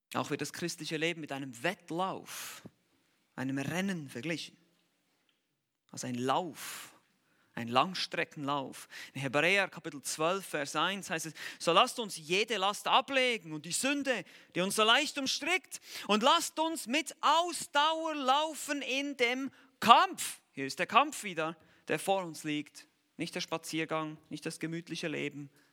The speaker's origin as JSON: {"language": "German", "country": "Switzerland", "said": "wir Schweizer"}